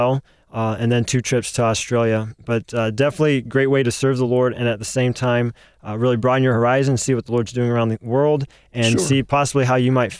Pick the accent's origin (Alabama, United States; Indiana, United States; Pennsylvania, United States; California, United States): Alabama, United States; South; I grew up in South Alabama. I went to a little church, Breen Baptist Church in Alberta, Alabama, a church that my grandparents actually helped to start.